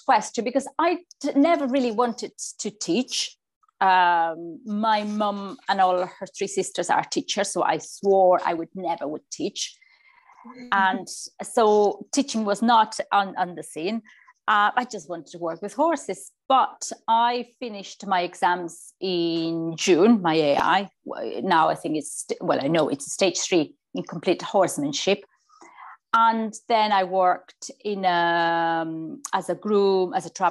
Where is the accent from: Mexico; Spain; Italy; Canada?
Spain; Barcelona, Catalonia; moved away as an adult; now in Tipperary, Ireland; I was born and bred in Barcelona